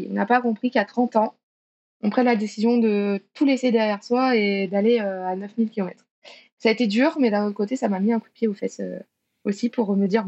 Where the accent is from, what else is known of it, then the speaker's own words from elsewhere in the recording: France; 저는 프랑스 사람